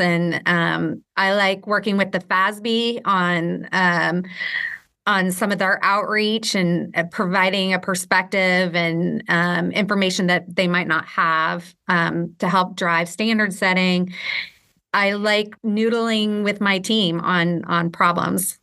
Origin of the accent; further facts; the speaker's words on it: West Coast, United States; moved away as an adult; also born or lived in Philadelphia / Portland / Ireland; I'm from the West Coast. I grew up on the West Coast